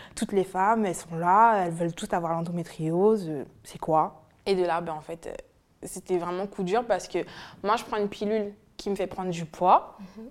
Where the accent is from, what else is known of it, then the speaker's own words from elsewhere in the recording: French Guiana; now in France; je viens de la Guyane